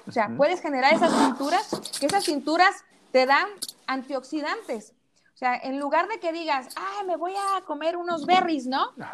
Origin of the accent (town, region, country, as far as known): El Platanar, Jalisco, Mexico; now in Guadalajara, Mexico